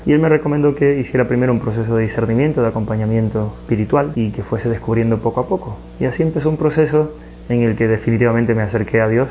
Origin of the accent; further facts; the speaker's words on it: Ecuador; moved away; also born or lived in Spain; Soy natural de Ecuador